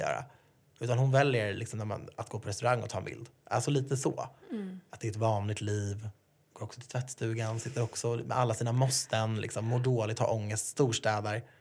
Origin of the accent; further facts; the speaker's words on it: Sweden; jag är född i Sverige och haft det bra.